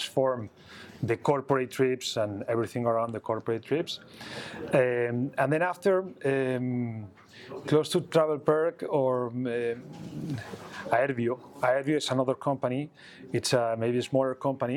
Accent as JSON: {"language": "English", "town": "Barcelona", "region": "Catalonia", "country": "Spain", "tie": "born or raised there", "said": "I was born here in Barcelona"}